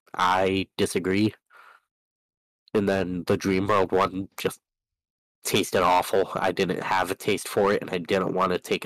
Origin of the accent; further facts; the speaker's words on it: Wyoming, United States; That's right, it's we're from Wyoming.